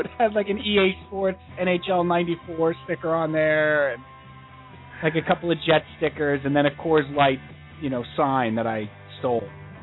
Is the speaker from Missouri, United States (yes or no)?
no; New York, United States; Okay, we all have Scott Muni impressions because we grew up in New York.